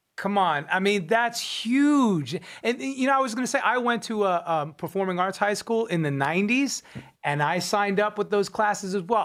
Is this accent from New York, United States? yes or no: yes; Long Island, New York, United States; I'm from Long Island, New York.